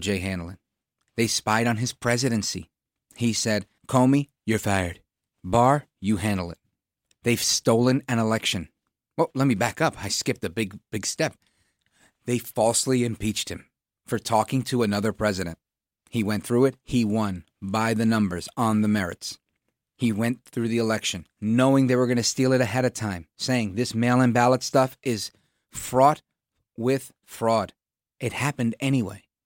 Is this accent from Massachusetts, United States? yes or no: no; New York City, New York, United States; As a kid growing up in Brooklyn in the eighties